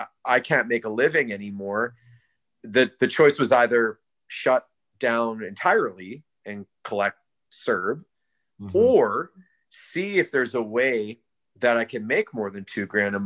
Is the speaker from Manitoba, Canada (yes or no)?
no; Alberta, Canada; now in Abbotsford, Canada; I'm from Alberta